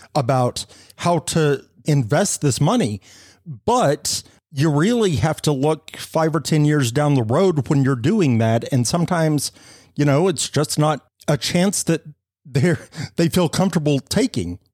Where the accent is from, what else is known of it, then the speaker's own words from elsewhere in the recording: Fort Sumner, New Mexico, United States; moved away; I grew up uh, in Fort Sumner